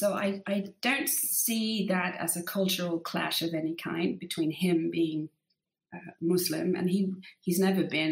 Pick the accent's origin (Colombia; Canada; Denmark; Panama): Denmark; I grew up in this very mixed family with my dad being from Egypt and my mum obviously from Denmark